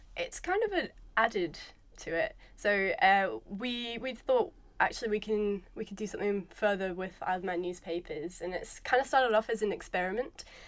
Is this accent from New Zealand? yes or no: yes; New Zealand; moved away; I'm a Kiwi